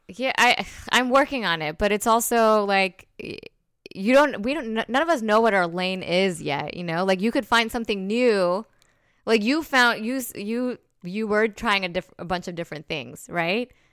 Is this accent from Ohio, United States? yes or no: no; New Jersey, United States; I'm from Jersey